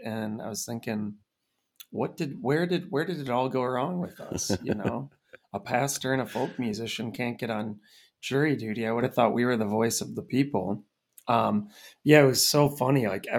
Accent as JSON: {"language": "English", "town": "Red Wing", "region": "Minnesota", "country": "United States", "tie": "born there", "said": "I mean, I was born in Red Wing, Minnesota."}